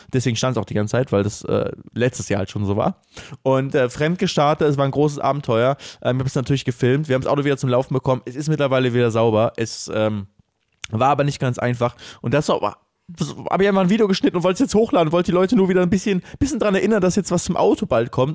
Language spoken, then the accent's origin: German; Cologne, North Rhine-Westphalia, Germany; wir sind Kölner